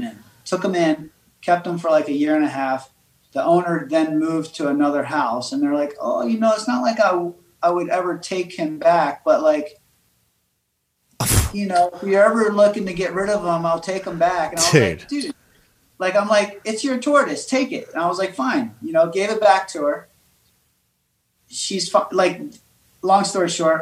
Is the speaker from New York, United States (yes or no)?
no; Baltimore, Maryland, United States; also born or lived in Florida; I grew up in Baltimore, moved to Florida, lived on an island